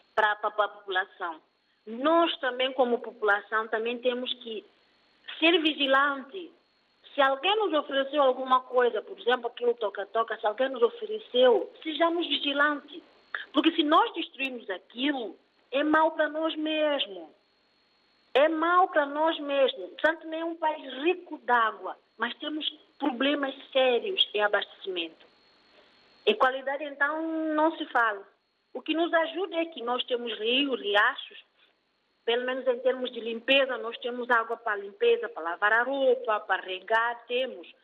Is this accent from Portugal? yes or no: no; Guadalupe, Lobata, São Tomé & Príncipe; moved away; eu sou da Zona Norte, uh, mais concretamente o centro, que é, que é Guadalupe